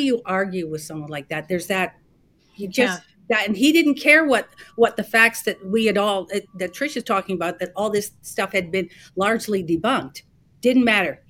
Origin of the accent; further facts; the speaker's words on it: Canada; as a Canadian